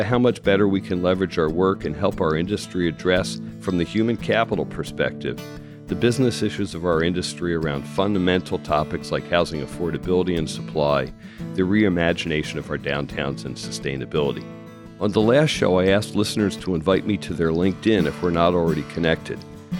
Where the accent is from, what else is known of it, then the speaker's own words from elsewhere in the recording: Philadelphia, Pennsylvania, United States; The transit halls, I'm from Philadelphia. As a kid, I came to New York once a month on the weekend, as a teenager.